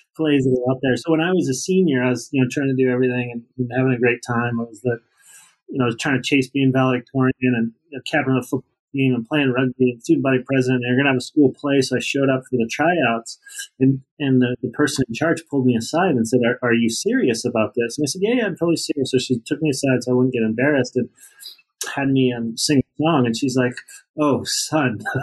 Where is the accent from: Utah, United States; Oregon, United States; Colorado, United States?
Utah, United States; Salt Lake City; I grew up in Salt Lake.